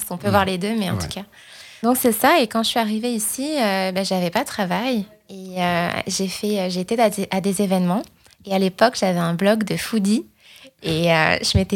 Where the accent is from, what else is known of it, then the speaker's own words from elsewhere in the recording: Île-de-France, France; moved away as an adult; now in Montreal, Canada; Je viens de France. {S0} Ah, ok. {S1} Je, Suis, je, suis, née, je suis née à côté de Paris. Mhm. Et donc, j'ai grandi euh, toute, ma vie en France jusqu'à arriver à Montréal il y a environ trois ans et demi.